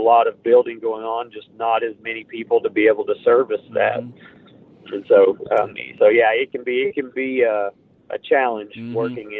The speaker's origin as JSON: {"language": "English", "region": "Oklahoma", "country": "United States", "said": "I'm from Pushmataha County"}